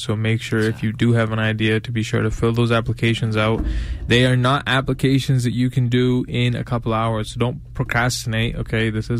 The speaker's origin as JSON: {"language": "English", "region": "New York", "country": "United States", "said": "I swear to God, I'm from New York."}